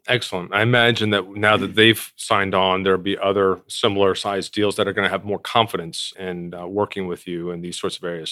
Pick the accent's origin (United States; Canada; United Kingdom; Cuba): United States; East Coast; we're both from the East Coast